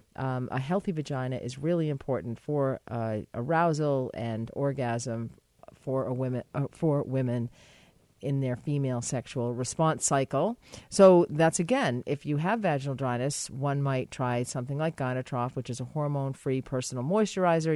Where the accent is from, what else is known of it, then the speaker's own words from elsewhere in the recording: United States; moved away; my home country